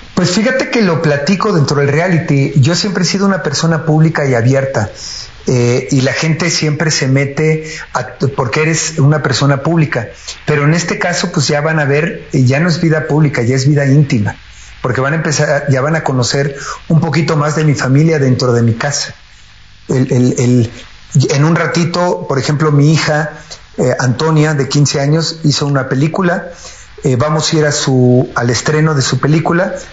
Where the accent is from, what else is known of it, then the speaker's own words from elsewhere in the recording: Mexico City, Mexico; also born or lived in United States; yo nací en Iztapalapa, eh, en la colonia San Lorenzo Chicotencatl